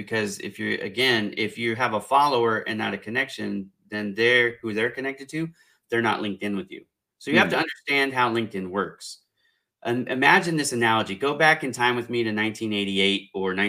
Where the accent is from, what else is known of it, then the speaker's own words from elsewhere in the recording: California, United States; I'm from California